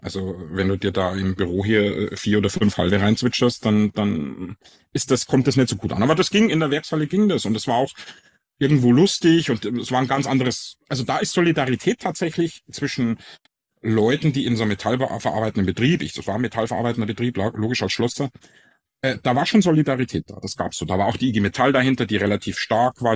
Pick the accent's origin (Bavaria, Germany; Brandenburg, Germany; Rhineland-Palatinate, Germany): Bavaria, Germany; Ingolstadt; accent: Bavarian; moved away as an adult; now in Frankfurt, Germany; ich komme aus, aus Ingolstadt ursprünglich. Man merkt's ja fast gar nicht, dass ich einen bayerischen Dialekt habe, aber da komme ich ursprünglich her